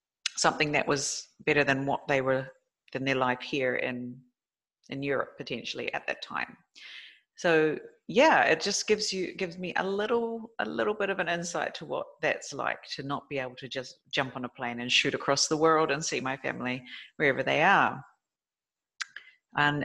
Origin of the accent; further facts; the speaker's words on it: New Zealand; moved away; my home country is New Zealand